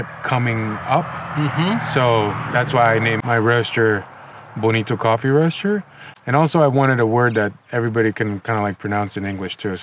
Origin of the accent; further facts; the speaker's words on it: Nicaragua; moved away as an adult; also born or lived in Los Angeles, United States; now in Ojai, United States; I grew up in Nicaragua. I moved to the United States in 2005